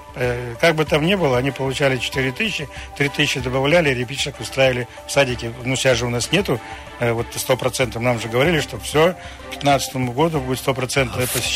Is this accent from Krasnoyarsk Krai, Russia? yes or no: yes; Krasnoyarsk Krai, Russia